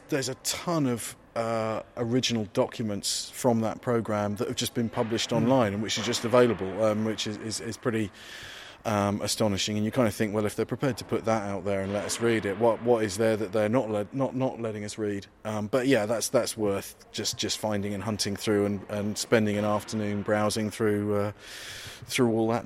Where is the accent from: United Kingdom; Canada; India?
United Kingdom; East Anglia, East of England; my childhood, in growing up in East Anglia during the 1980s